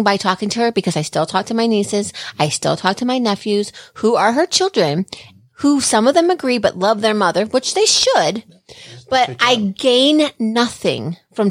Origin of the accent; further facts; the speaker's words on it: New Jersey, United States; I'm from Jersey